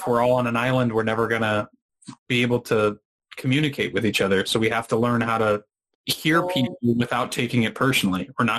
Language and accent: English; United States; I'm American.